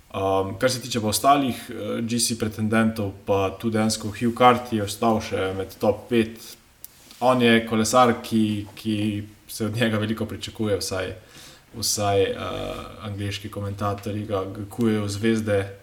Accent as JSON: {"language": "Slovenian", "country": "Slovenia"}